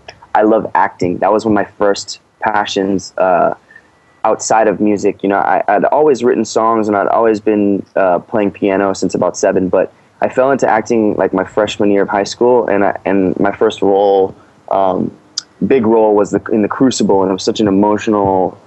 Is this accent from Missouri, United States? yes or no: yes; St. Louis, Missouri, United States; Well, I'm from St. Louis. I've been many places in the world and grew up in many places, but I consider my hometown St. Louis.